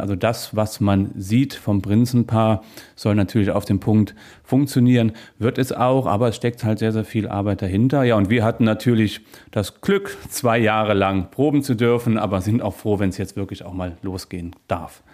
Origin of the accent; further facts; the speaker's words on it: Niederstadtfeld, Rhineland-Palatinate, Germany; now in Trier, Germany; in meinem Heimatort in Eifel, in Niederstadtfeld